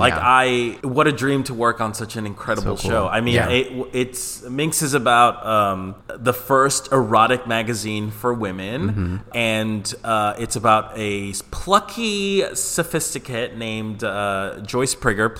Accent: Colombia; You know, I'm from Colombia. So like the culture there, especially like the heterosexual cis straight culture was tienes que jugar fútbol.

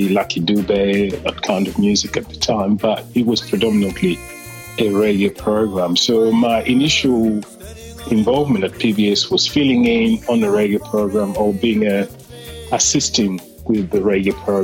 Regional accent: Brazzaville, Republic of the Congo; moved away as an adult; also born or lived in Pointe-Noire, Congo; now in Melbourne, Australia; I grew up in the Brazzaville side of Congo and came to Melbourne in 89.

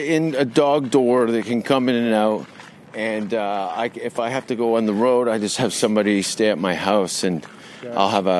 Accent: Hamilton, Ontario, Canada; born or raised there; moved away

